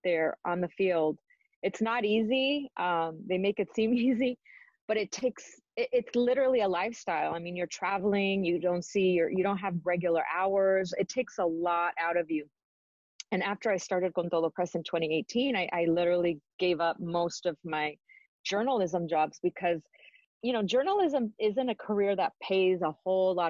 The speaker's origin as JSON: {"language": "English", "town": "Los Angeles", "region": "California", "country": "United States", "tie": "born or raised there", "also_born_or_lived": "Arizona", "said": "my Spanish wasn't the best because I was born and raised here"}